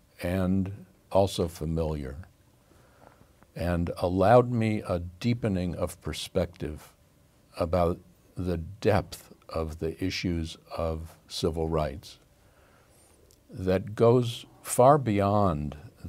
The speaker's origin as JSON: {"language": "English", "region": "Northern Ohio", "country": "United States", "said": "I'm from Ohio, Northern Ohio."}